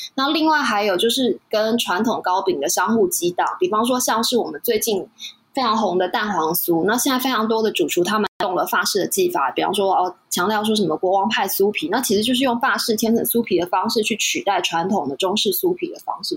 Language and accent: Chinese; Taiwan; 我们台湾人过去习惯的西点